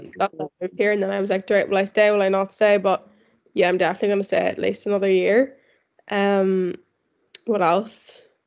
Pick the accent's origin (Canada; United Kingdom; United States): United Kingdom; County Tyrone, Northern Ireland; moved away as an adult; now in London, United Kingdom; I'm 23. I'm from Ireland, County Tyrone. I moved to London in July of last year, so I've been here nearly a year now.